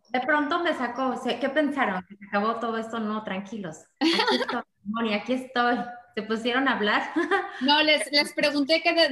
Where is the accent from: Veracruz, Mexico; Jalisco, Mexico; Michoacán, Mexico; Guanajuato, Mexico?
Veracruz, Mexico; soy de Veracruz.